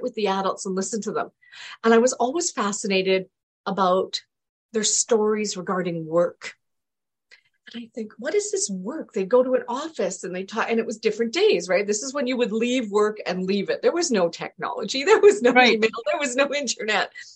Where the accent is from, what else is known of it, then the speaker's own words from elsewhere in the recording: Canada; also born or lived in England; my parents moved to Canada when I was two